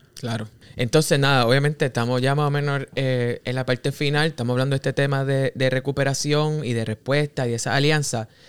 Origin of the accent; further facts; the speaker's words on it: Cabo Rojo, Puerto Rico; Yo soy de Cabo Rojo y lo digo con orgullo